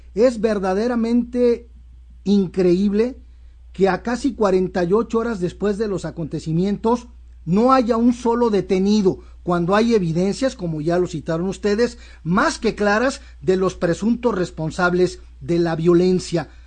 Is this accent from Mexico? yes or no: yes; Mexico; como mexicano